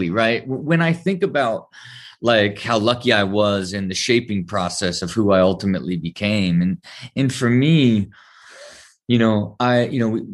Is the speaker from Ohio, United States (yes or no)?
yes; Ohio, United States; I had this great blend of growing up in the Midwest and having a lot of freedom as you gave to kids in Ohio